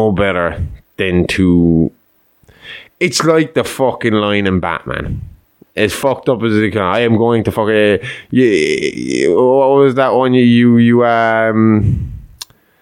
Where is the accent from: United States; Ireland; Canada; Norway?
Ireland; I'm Irish, but my religious belief is more along the lines of what the fucking Norwegians fucking believed